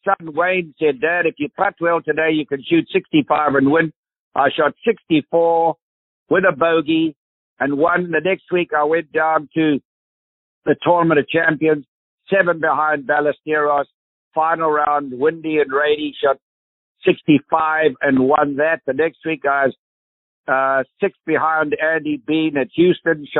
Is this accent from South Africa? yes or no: yes; South Africa; accent: South African; South African accent